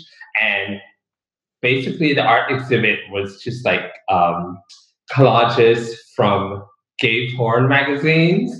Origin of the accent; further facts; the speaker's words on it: Dallas, Texas, United States; I grew up in Pleasant Grove